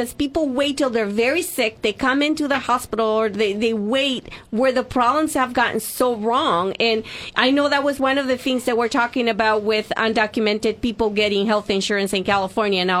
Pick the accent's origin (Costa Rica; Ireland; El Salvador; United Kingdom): El Salvador; now in United States; I'm from El Salvador originally.